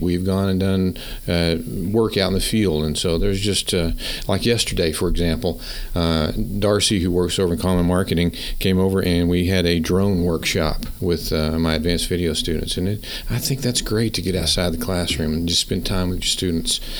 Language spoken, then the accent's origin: English; Pampa, Texas, United States; I grew up in Pampa